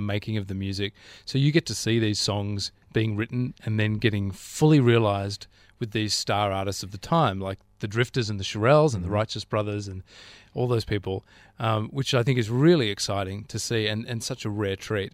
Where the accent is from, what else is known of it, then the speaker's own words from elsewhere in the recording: Canberra, Australian Capital Territory, Australia; now in Sydney, Australia; growing up in Canberra